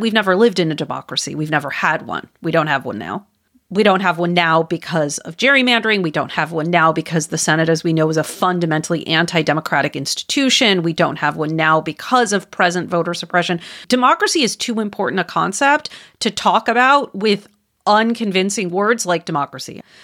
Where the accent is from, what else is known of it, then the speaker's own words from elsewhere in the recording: Wisconsin, United States; moved away; my home state. I don't live there anymore, but I'm from there, Wisconsin